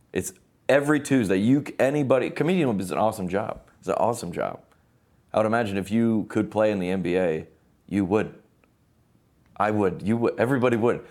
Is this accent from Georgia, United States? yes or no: yes; Lilburn, Georgia, United States; now in Nashville, United States; we grew up in Lilburn, Georgia is where it was.